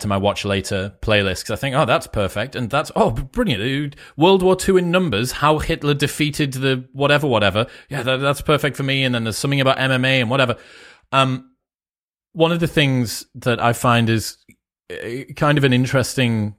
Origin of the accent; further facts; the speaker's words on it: United Kingdom; I'm a Brit, you know, I was 12, I think, when 9/11 happened